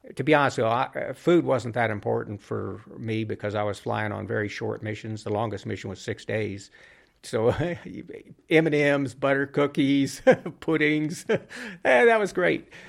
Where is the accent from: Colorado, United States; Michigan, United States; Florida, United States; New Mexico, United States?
New Mexico, United States; Albuquerque; my hometown, um, here in Albuquerque where I grew up